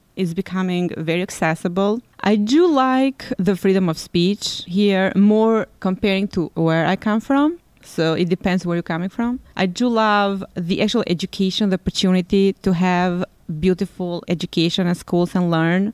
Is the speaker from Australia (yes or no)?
no; Tirana, Tirana County, Albania; moved away as an adult; now in Pittsburgh, United States; I was born in Tirana, Albania, a Southeast European country, and I was 25 year old when I came here in 1996